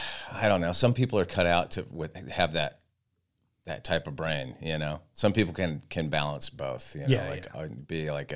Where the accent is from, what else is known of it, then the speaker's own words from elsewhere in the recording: Santa Barbara, California, United States; I grew up in Santa Barbara and was a total beach kid, but I never surfed.